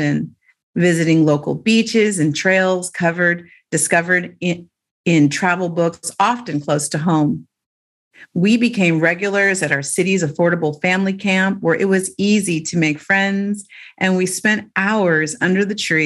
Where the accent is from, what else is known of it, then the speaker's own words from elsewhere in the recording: Oakland, California, United States; Growing up in the Bay Area meant being exposed to the cutting edge of early computer technology